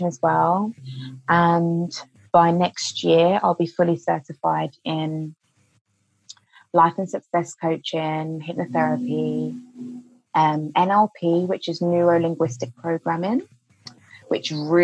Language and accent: English; London, United Kingdom; I'm from London